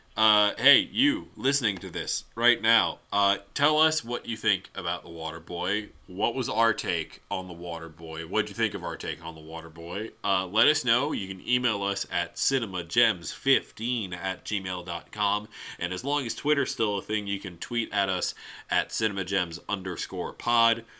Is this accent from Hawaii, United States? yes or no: no; Louisiana, United States; my hometown